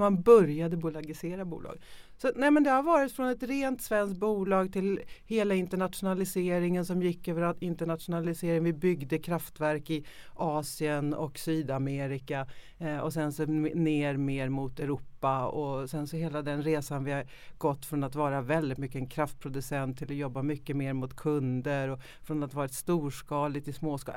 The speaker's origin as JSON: {"language": "Swedish", "country": "Sweden", "said": "vi ofta väldigt som svenskar också självkritiska"}